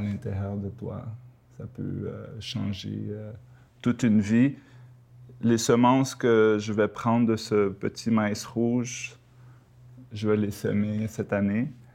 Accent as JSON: {"language": "French", "region": "Quebec", "country": "Canada", "tie": "born or raised there", "also_born_or_lived": "Panama", "lives_now": "Montreal, Canada", "said": "je viens du Panama, j'ai également grandi euh, au Québec"}